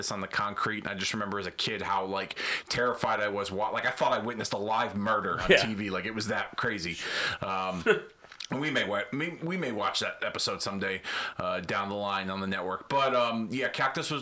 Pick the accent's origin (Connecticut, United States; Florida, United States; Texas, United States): Connecticut, United States; Hartford; my hometown of Hartford, Connecticut